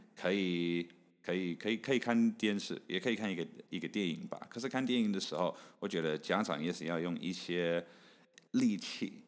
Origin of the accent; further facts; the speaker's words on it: Canada; moved away as an adult; also born or lived in Taichung, Taiwan; now in Taiwan; 所以其实英文是我第二个语文。所以我是台中出生，你刚刚有有提到这个，所以我大概三岁半、四岁半到加拿大的时候，我我完全不会讲英文， 嗯、 我是中文、台语跟客家话都会讲